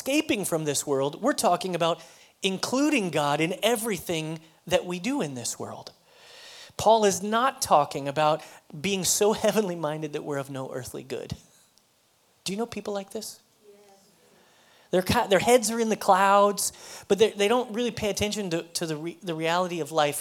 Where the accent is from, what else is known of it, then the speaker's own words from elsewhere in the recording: Colorado, United States; moved away as an adult; now in Texas, United States; I'm from Colorado